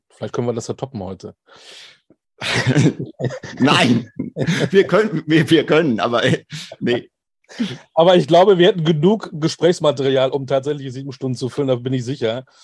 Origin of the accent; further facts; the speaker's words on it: Oberhausen, North Rhine-Westphalia, Germany; in Oberhausen geboren. Ich habe das Pech, ich bin äh, Westfale, das ist nicht das Pech, sondern das Glück.